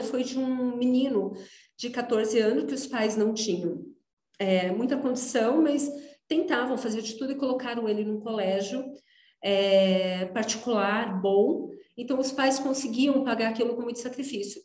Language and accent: Portuguese; interior of São Paulo, Brazil; moved away as an adult; sou do interior de São Paulo